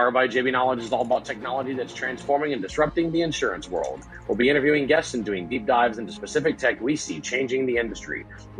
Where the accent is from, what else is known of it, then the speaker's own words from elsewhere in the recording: South Louisiana, United States; now in College Station, United States; I am from South Louisiana, so I do come home to the mothership.